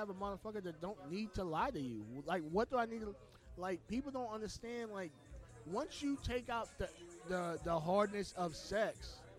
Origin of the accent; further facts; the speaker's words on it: U.S. Virgin Islands; Okay, so I'm originally from the Virgin Islands, right?